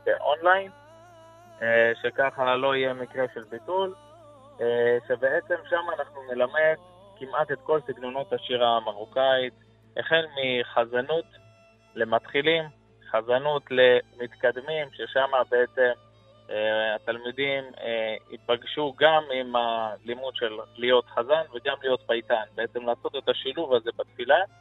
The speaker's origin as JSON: {"language": "Hebrew", "town": "Nahariya", "region": "Northern District", "country": "Israel", "tie": "born or raised there", "moved": "as an adult", "lives_now": "Jerusalem, Israel", "said": "אני גדלתי בנהריה, משפחה של חזנים"}